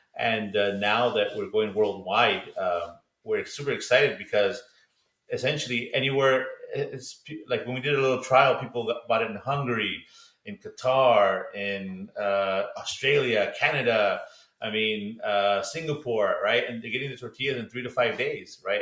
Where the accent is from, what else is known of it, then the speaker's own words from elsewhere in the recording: Los Angeles, California, United States; we grew up eating in Los Angeles